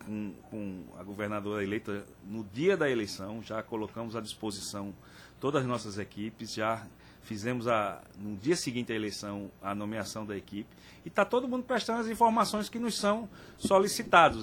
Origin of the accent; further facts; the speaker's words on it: Pernambuco, Brazil; como pernambucano